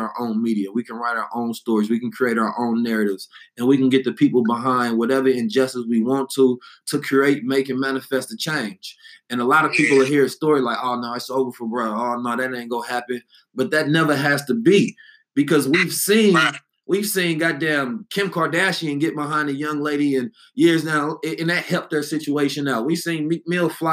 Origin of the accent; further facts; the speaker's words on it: Oakland, California, United States; I'm from the Bay and know I'm from Oakland